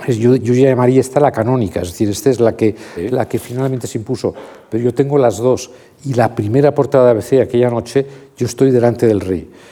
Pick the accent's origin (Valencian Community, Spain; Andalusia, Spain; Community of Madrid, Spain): Community of Madrid, Spain; Madrid; mis padres han nacido en Madrid y yo he nacido en Madrid